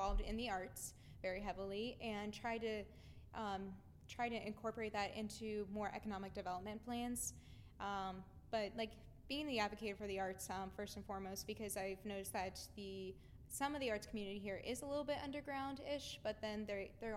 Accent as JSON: {"language": "English", "town": "New Philadelphia", "region": "Ohio", "country": "United States", "said": "I'm from New Philadelphia, Ohio, so I live an hour and a half away"}